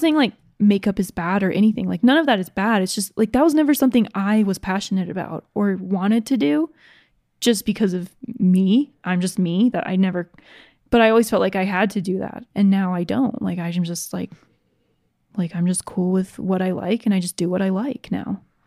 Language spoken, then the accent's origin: English; Georgia, United States; I grew up in Georgia